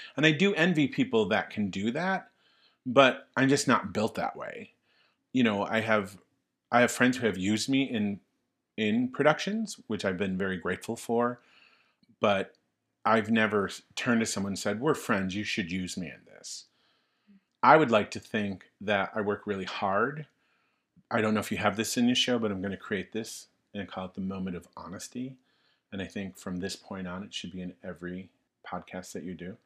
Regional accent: Tonawanda, New York, United States; the town of Tonawanda. New York, yeah, where I'm from

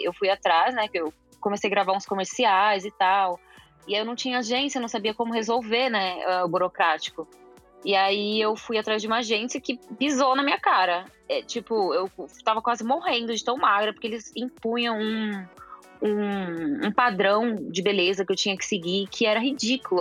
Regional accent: São Paulo, Brazil; also born or lived in Milan; sou de São Paulo

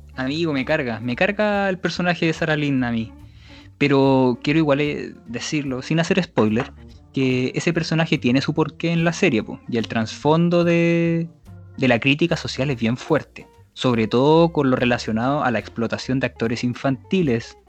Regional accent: Chile; que es linda mi tierra.

